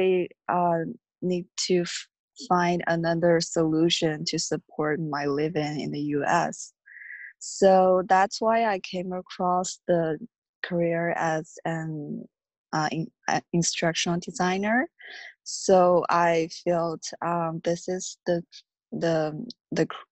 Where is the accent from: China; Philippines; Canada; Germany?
China; moved away as an adult; now in United States; I'm from China. I came to the U.S. 3 years ago as an international student